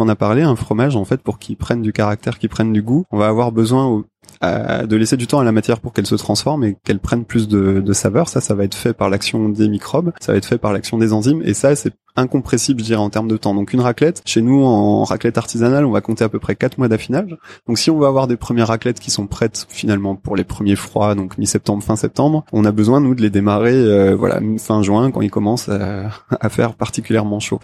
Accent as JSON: {"language": "French", "area": "Alsace", "region": "Grand Est", "country": "France", "tie": "born or raised there", "moved": "yes", "said": "Alsace j'ai grandi en Alsace"}